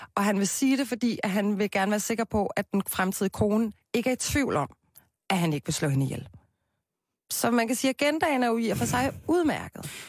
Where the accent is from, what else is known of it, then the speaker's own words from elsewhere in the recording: Copenhagen, Capital Region of Denmark, Denmark; Jeg er jo fra Christianshavn